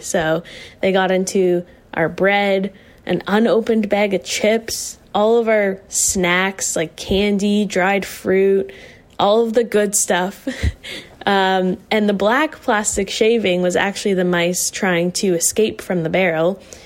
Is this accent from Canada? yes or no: yes; Whites Lake, Nova Scotia, Canada; now in Halifax, Canada; I'm from Whites Lake, Nova Scotia, currently residing in Halifax.